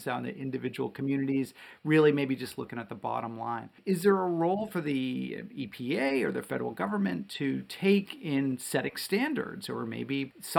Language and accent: English; Wellesley, Massachusetts, United States; now in Belmont, United States; I grew up in Wellesley.